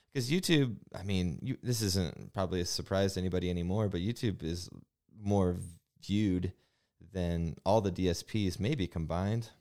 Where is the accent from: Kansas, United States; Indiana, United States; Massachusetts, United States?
Indiana, United States; Bremen; also born or lived in South Bend; Growing up in South Bend, or Bremen